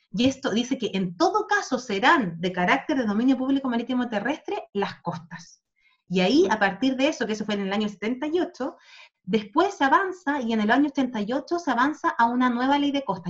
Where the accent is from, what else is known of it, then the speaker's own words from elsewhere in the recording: Chile; now in Spain; nosotros, especialmente como país sudamericano